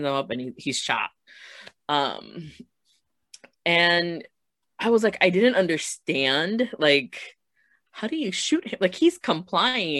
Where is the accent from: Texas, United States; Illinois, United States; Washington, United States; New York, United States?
Illinois, United States; Chicago; growing up in Chicago